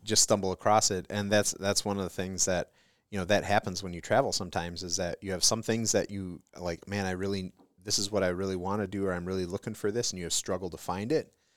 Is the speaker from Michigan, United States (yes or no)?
yes; Detroit, Michigan, United States; I'm from Detroit